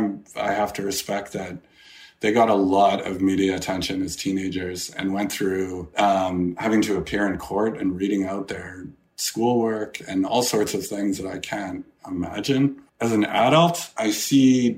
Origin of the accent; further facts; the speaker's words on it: Edmonton, Alberta, Canada; growing up in Edmonton, which had a small community